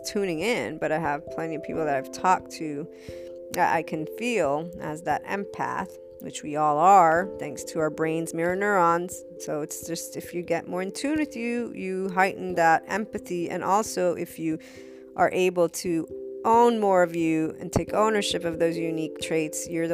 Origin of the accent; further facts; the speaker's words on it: United States; I was born in the States.